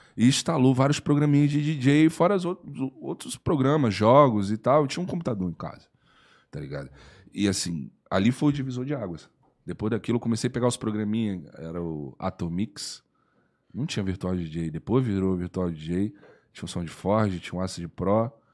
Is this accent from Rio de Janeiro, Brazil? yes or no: no; Espírito Santo, Brazil; eu moro no Espírito Santo, né? Eu sou capixaba